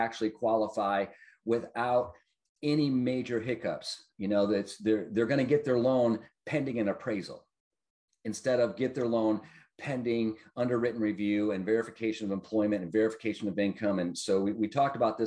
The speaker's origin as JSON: {"language": "English", "town": "Detroit", "region": "Michigan", "country": "United States", "tie": "born or raised there", "said": "I grew up in Detroit and the suburbs thereof"}